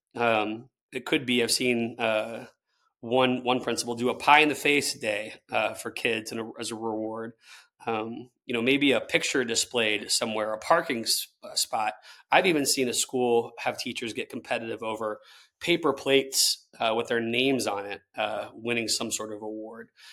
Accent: Tallahassee, Florida, United States; I'm someone who grew up in Tallahassee, Florida

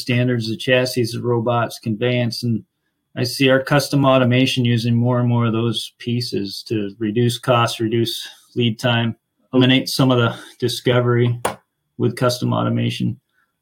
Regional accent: Finger Lakes, New York, United States; now in Rochester, United States; I grew up in the Finger Lakes

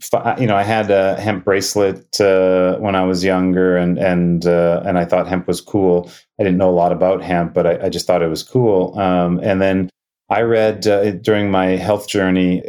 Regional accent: Winnipeg, Manitoba, Canada; also born or lived in Thunder Bay, Ontario; I was born in Thunder Bay, Ontario, which is on Lake Superior, but um, I grew up in Winnipeg

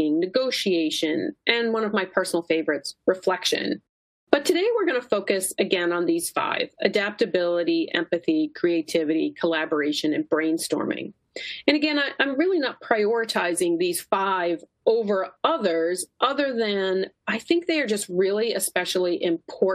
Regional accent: Kennebunk, Maine, United States; now in Philadelphia, United States; my hometown is Kennebunk, Maine. Not truly a Mainer, I was not born there.

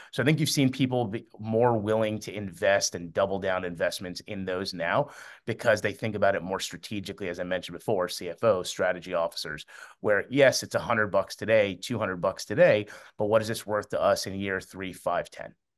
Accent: Miami, Florida, United States; also born or lived in Amman, Jordan; I was born in Amman, Jordan, and I moved here to Miami when I was three

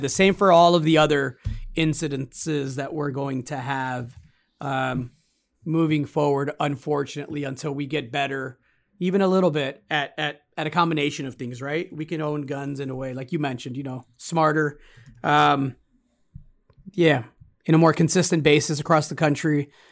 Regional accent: United States; As an American

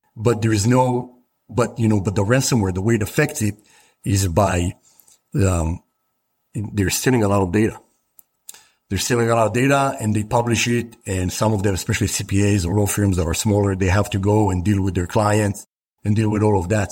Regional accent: Israel; I grew up in Israel

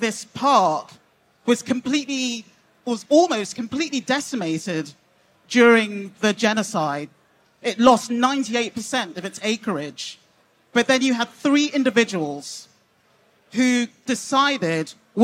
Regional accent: England, United Kingdom; I'm British Nigerian

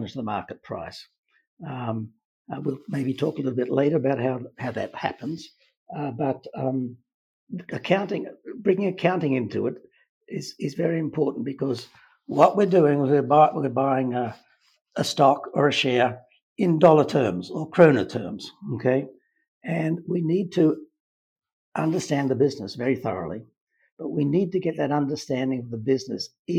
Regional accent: Australia; moved away as an adult; I grew up in Australia, University of Queensland in Brisbane

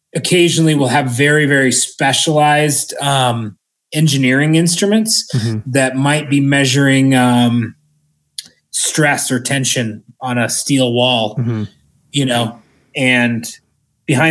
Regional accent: Orono, Maine, United States; now in Colorado, United States; I'm from Orono, Maine

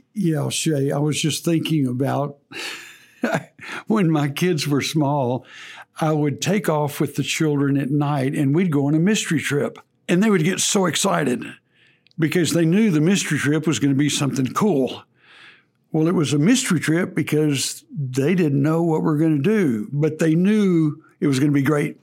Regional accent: Texas, United States; accent: Texas; forgive my Texas accent there

